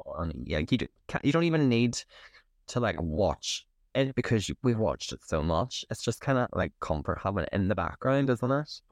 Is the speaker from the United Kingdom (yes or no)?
yes; County Derry, Northern Ireland, United Kingdom; growing up in County Derry.